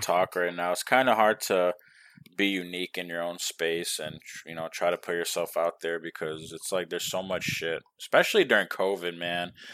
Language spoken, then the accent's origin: English; New York, United States; now in Texas, United States; I'm from New York